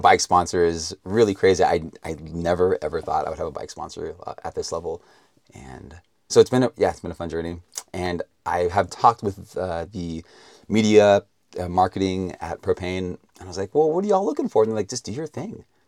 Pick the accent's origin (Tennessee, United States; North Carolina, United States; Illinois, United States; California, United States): California, United States; Vacaville; also born or lived in Texas; I grew up mostly in a little town between San Francisco and Sacramento called Vacaville